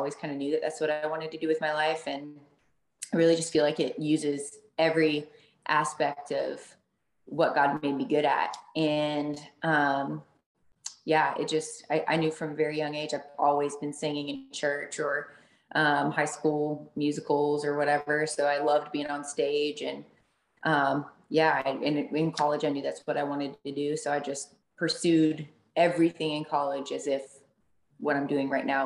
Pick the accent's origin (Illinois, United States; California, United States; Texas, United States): Texas, United States; North Texas and southeastern Oklahoma, United States; also born or lived in Thackerville, Oklahoma; I grew up in North Texas and southeastern Oklahoma